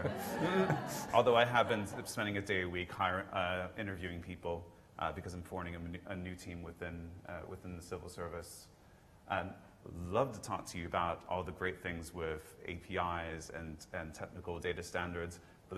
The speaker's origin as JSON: {"language": "English", "country": "United States", "accent": "American", "moved": "yes", "lives_now": "United Kingdom", "said": "my American accent, I actually had to naturalize"}